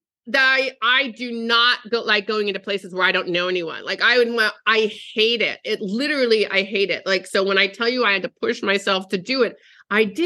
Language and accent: English; East Coast, United States; moved away as an adult; also born or lived in Arizona; now in California, United States; my whole life I grew up on the East Coast and I moved 30 years ago to Arizona.